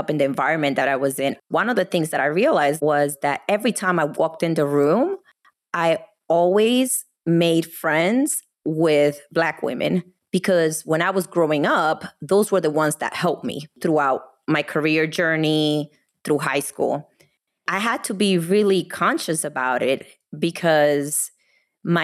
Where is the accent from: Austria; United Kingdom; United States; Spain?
United States; New Jersey; moved away as an adult; now in Texas, United States; I'm from the East Coast